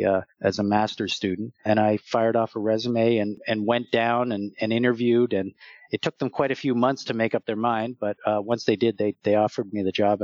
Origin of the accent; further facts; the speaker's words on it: Nova Scotia, Canada; also born or lived in moved around; I was born in Nova Scotia, Annapolis Valley, Nova Scotia, as a Navy brat. My dad was in the Navy, so I moved around a lot